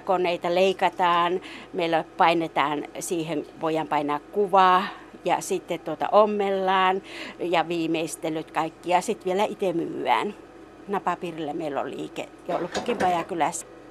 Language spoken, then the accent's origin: Finnish; Rovaniemi, Lapland, Finland; meillä Songassa ei pelätä näitä näitä urakoita